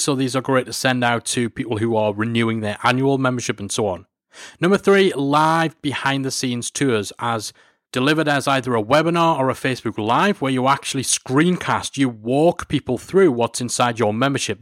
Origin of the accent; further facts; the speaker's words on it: Newcastle upon Tyne, North East England, United Kingdom; my hometown, Newcastle-upon-Tyne